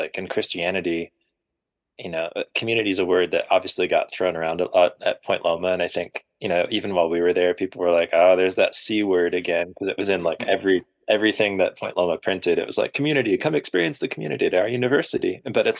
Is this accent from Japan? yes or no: yes; Japan; Which I forgot to mention, I grew up in Japan for like 8 years